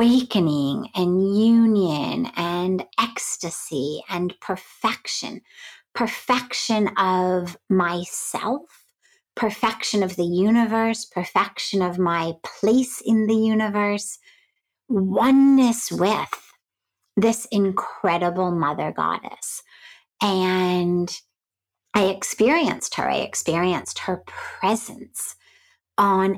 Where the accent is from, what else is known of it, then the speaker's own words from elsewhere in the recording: Los Angeles, California, United States; moved away as an adult; now in India; I grew up in Hollywood